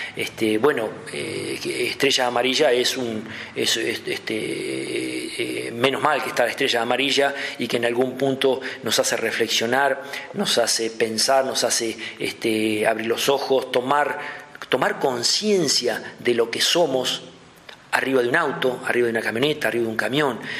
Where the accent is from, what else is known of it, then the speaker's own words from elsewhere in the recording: Doblas, La Pampa, Argentina; also born or lived in La Plata; now in Santa Rosa, Argentina; nativo de, un pueblito de acá cerca, de Doblas